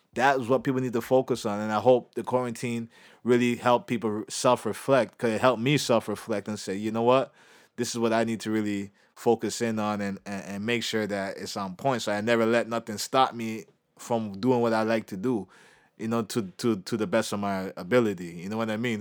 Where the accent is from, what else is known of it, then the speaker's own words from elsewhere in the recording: Canada; as a Canadian